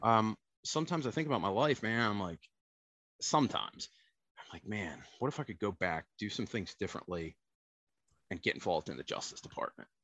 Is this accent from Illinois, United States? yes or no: no; Baltimore, Maryland, United States; also born or lived in New Oxford, Pennsylvania; I hail from the land of Baltimore. That's where I was born. I was born in Baltimore City. Uh, bounced back and forth between uh, my parents got divorced when I was nine my mother moved to South Central Pennsylvania to New Oxford. So I bounced back and forth between the city and the country